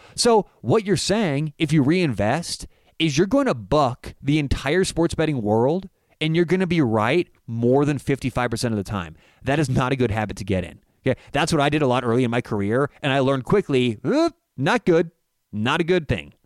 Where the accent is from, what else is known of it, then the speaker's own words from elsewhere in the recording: Denver, Colorado, United States; I'm from Denver